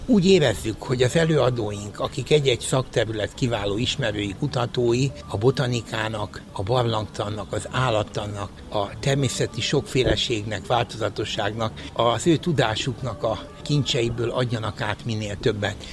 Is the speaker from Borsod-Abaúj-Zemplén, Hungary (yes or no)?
no; Érd, Pest, Hungary; itt nőttem föl érden